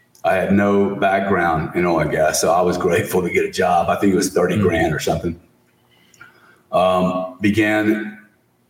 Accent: Louisiana, United States; we grew up in Louisiana with really raised by a single mom

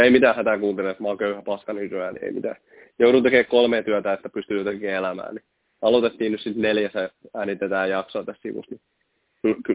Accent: Lappeenranta, South Karelia, Finland; Kun mähän myönnän, tai tykkään sanoa, että olen Lappeenrannasta. Tuohan mä nyt aina Koskissa niin kuin melkein asunut.

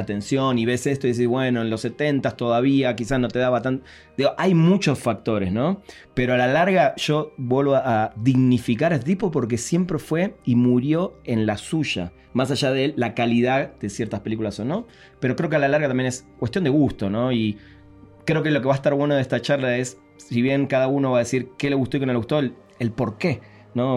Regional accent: Argentina; moved away as an adult; yo todavía vivía en Argentina, hace 14 años que vivo acá, pero en los 90 vivía en Argentina

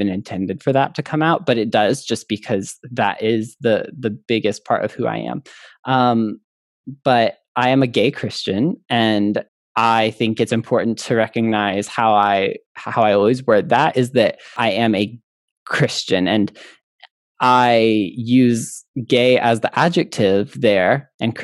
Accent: Midwest, United States; I grew up in the Midwest

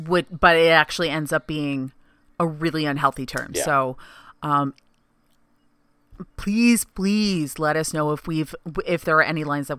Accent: Canada; I'm Canadian.

